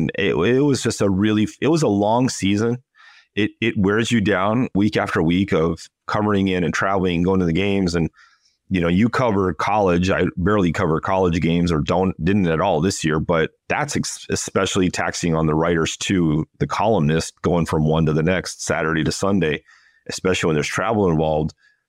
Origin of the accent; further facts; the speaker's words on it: California, United States; I grew up about 10 minutes from the original In-N-Out store in Baldwin Park.